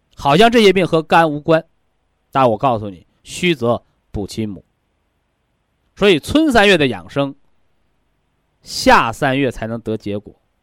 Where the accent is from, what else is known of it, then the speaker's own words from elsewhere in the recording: China; 我们都是中国人